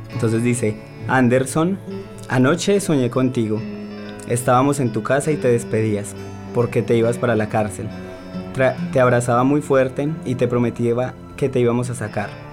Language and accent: Spanish; Colombia; yo efectivamente soy de Colombia, soy una marica colombiana